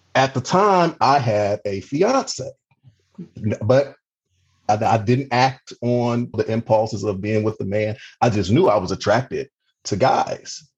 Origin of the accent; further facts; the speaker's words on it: Cleveland, Ohio, United States; moved away as an adult; also born or lived in Mississippi / Baltimore, Maryland; now in Maryland, United States; I'm originally from Cleveland, Ohio, the youngest of three children